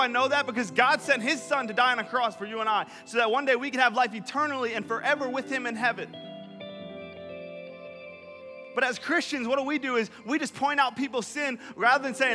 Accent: New York, United States; I'm not from the Bahamas. From New York.

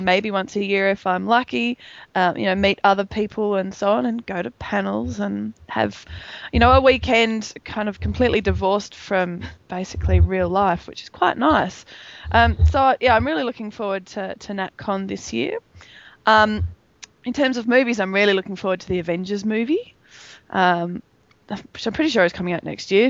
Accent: Melbourne, Victoria, Australia; Melbourne, my hometown

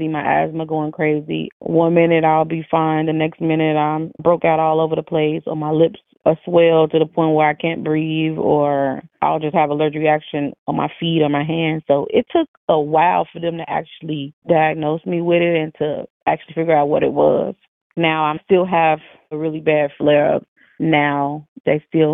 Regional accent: Chicago, Illinois, United States; I'm from Chicago, Illinois

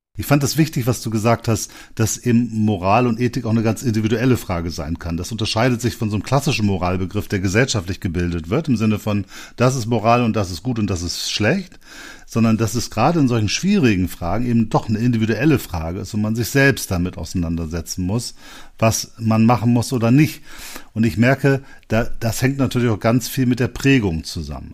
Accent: Bremen, Germany; Ich komme ja aus Bremen

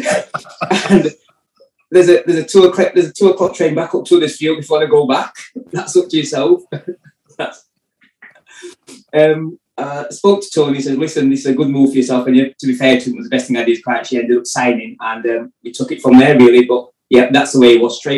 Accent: Huddersfield, Yorkshire and the Humber, United Kingdom; moved away as an adult; also born or lived in Bristol; now in Huddersfield, United Kingdom; I'm from Huddersfield

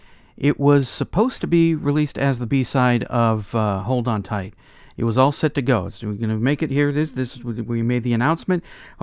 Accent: United States; as an American … collecting …

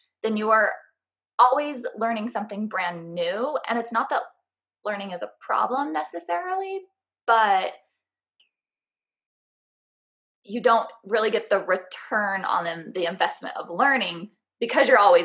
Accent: San Francisco Bay Area, California, United States; now in St. George, United States; I actually originally grew up near the San Francisco Bay Area, but now I live in a really tiny town called St. George, Utah

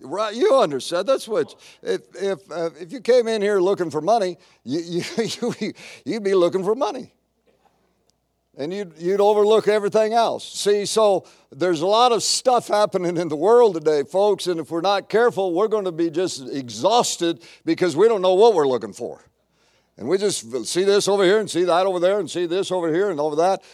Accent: United States; being American

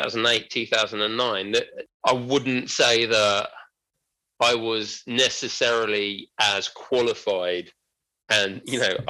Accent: London, United Kingdom; I was from London.

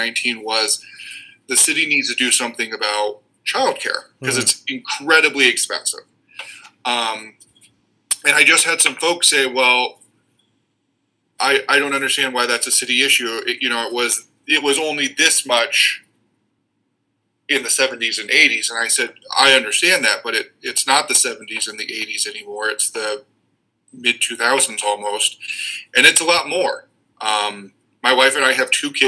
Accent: Council Bluffs, Iowa, United States; now in Waterloo, United States; I grew up in Council Bluffs on the western side of the state

